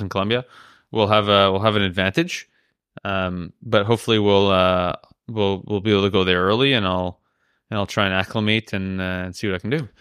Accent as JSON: {"language": "English", "country": "Canada", "moved": "yes", "lives_now": "Andorra", "said": "I'm a Canadian citizen."}